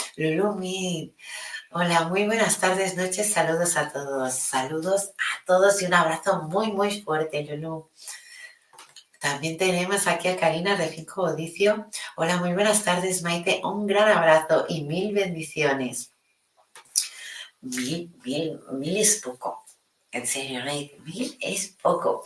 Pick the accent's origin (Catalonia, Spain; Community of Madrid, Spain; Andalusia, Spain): Catalonia, Spain; mi Cataluña